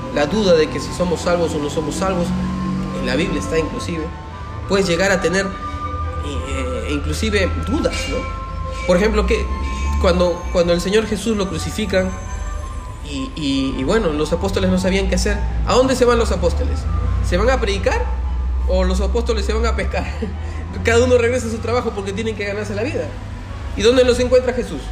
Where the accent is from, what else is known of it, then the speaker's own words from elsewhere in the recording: Peru; somos entre peruanos